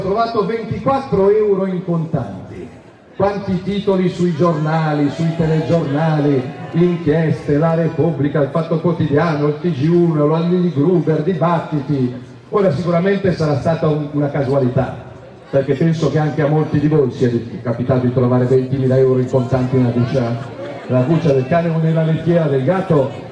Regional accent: Milan, Lombardy, Italy; io sono milanese e la amo più di ogni altra città al mondo

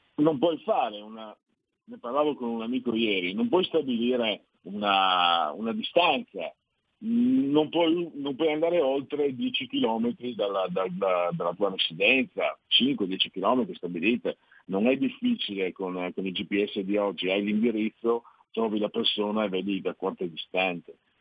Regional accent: Friuli-Venezia Giulia, Italy; now in Milan, Italy; vengo dal Friuli

